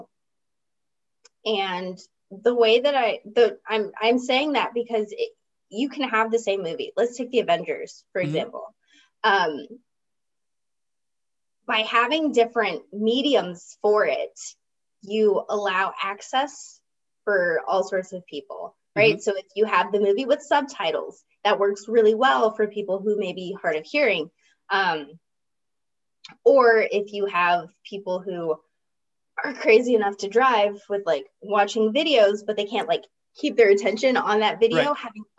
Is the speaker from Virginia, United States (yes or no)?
yes; Virginia, United States; in my hometown in Virginia